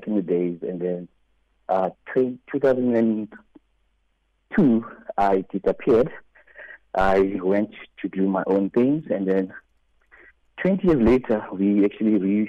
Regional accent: South Africa; moved away; I am South African.

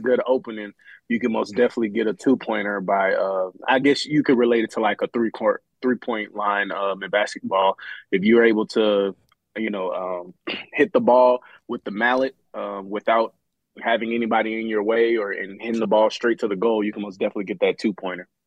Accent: Texas, United States; moved away as an adult; now in Atlanta, United States; I'm from Texas

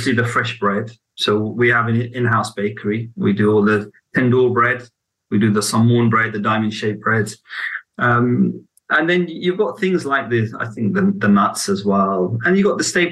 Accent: Baghdad, Baghdad Governorate, Iraq; I was born in Baghdad as well

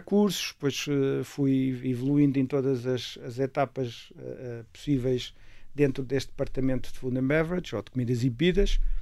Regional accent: Castelo Branco, Centro, Portugal; a minha infância foi muito passada com os meus avós maternos no campo e, portanto. Em que campo? Eh, em Castelo Branco

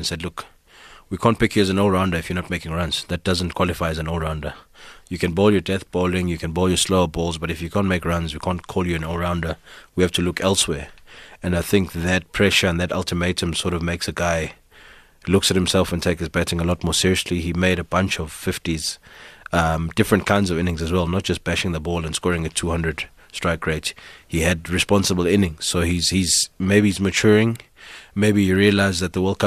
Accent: South Africa; I'm a South African

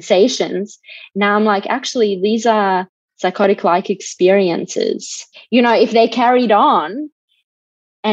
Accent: Bosnia & Herzegovina; moved away; I'm originally from Bosnia

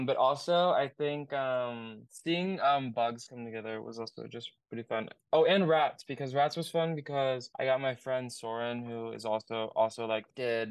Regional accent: Oregon, United States; I'm from Oregon, and I make like indie pop.

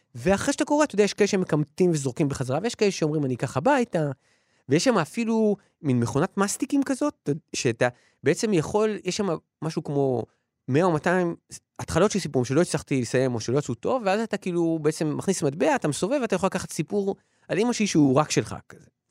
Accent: Ramat Gan, Tel Aviv District, Israel; אני לא גדלתי במשפחה, אני גדלתי ב... ב... בקרב חבורת אה, פרטיזנים שהתחבא ביערות של רמת גן

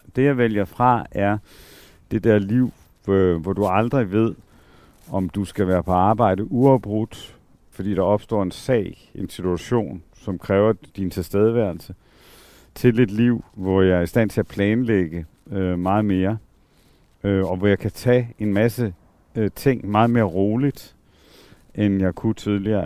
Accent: Southern Jutland, Southern Denmark, Denmark; moved away; mit barndomshjem øh, nede i Sønderland. Altså, hvor øh, voksede op i sådan en lærerfamilie

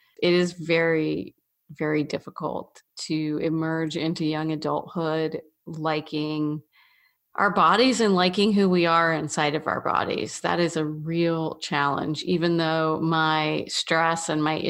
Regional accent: the South, United States; I was always from the South

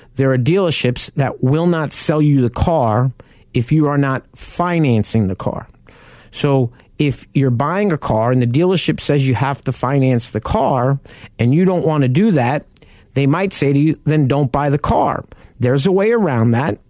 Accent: New York, United States; a kid from New York

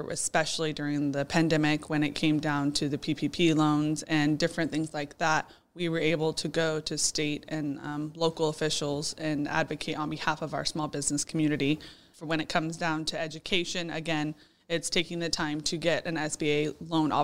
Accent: Houston, Texas, United States; moved away as an adult; now in Boerne, United States; I'm originally from Houston and born and raised

